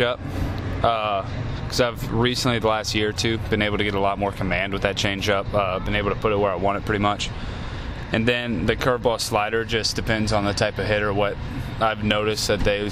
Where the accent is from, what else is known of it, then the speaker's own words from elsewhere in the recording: Louisiana, United States; moved away as an adult; now in Stockton, United States; I'm from Louisiana